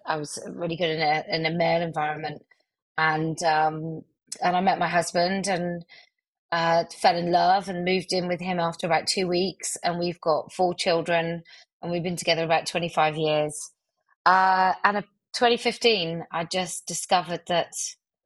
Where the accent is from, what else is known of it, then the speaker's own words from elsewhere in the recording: West Country, South West England, United Kingdom; accent: West Country; I have a West Country accent, a mild